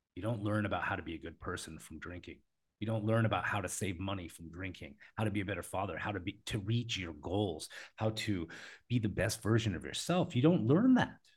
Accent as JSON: {"language": "English", "country": "United States", "said": "I come from America"}